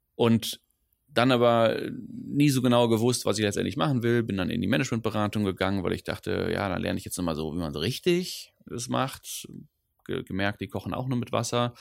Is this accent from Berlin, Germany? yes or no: no; Ruhr area, North Rhine-Westphalia, Germany; first language Dutch; German is a second language; also born or lived in Düsseldorf; now in Cologne, Germany; ich bin aufgewachsen im Ruhrpott, hm. äh, also äh, Witten, Bochum, Dortmund, so die mhm. Ecke